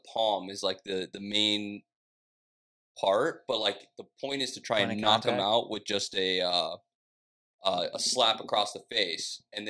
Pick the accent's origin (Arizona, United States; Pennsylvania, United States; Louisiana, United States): Arizona, United States; I've known him growing up in Arizona.